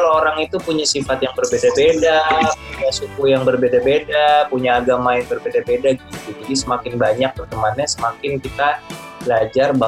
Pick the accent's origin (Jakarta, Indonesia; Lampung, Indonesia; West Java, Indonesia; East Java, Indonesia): Jakarta, Indonesia; Aku waktu kecil itu uh, tinggal di Jakarta. Aku dari lahir di Jakarta.